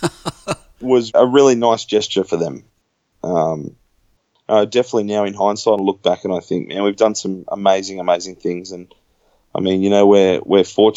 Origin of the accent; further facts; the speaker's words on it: Australia; here in Australia